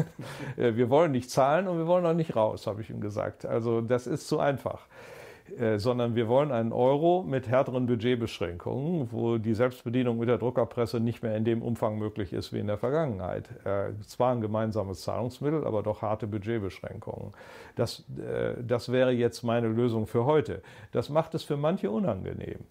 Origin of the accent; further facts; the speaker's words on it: Germany; als Deutsche